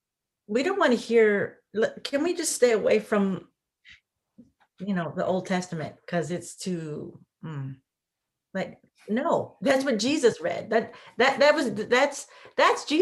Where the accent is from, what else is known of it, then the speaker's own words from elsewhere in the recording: Midwest, United States; I'm from the Midwest and in the United States.